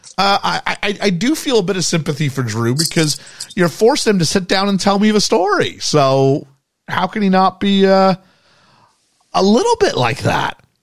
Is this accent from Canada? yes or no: yes; Canada; as a Canadian kid